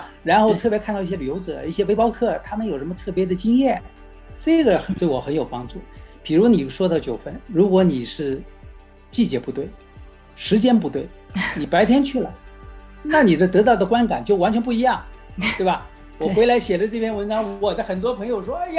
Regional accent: Shanghai, China; moved away as an adult; now in Los Angeles, United States; 上海呢是我的家乡，

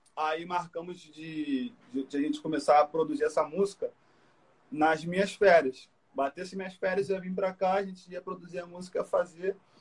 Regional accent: Brazil; also born or lived in France; chegar no Brasil foi algo, pô, minha terra, meu lugar

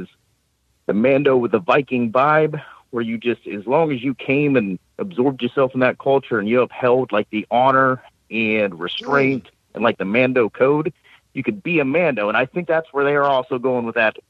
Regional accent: Columbus, Ohio, United States; I'm from Columbus

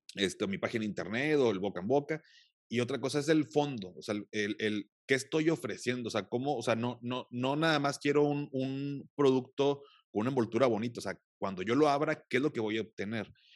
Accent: Mexico; en mi país

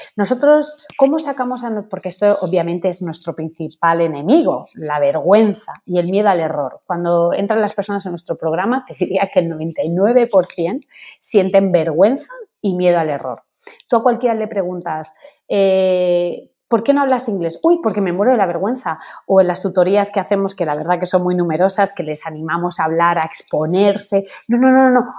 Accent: Spain; yo soy española. Mis padres son españoles.

